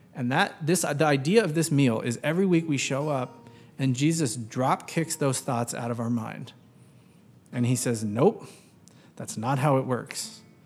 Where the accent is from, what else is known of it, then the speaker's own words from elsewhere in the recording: United States; growing up in American public schools